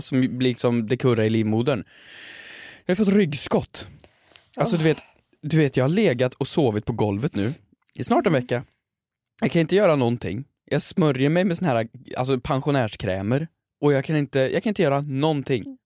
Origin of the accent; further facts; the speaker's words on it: Värmland, Sweden; jag är lite äldre, jag kommer från Värmland